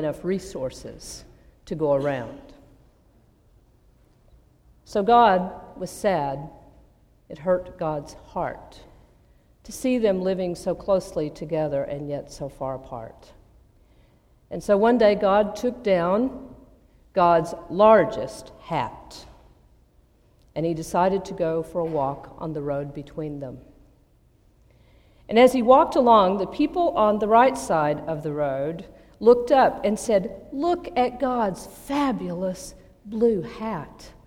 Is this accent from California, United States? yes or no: no; Abilene, Texas, United States; moved away; I grew up in Abilene, Texas, one of the 10 most conservative cities in North America